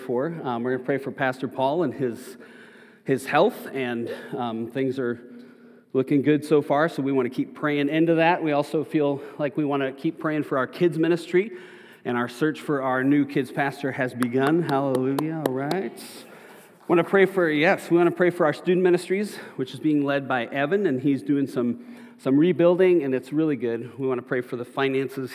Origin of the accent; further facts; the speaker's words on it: Minnesota, United States; now in Arizona, United States; where I grew up in Minnesota